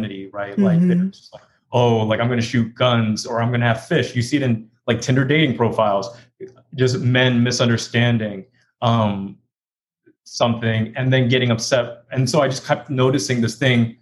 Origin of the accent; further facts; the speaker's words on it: Hong Kong; also born or lived in London / Texas; now in New York, United States; I am from London, but I was raised in Hong Kong and then moved to Texas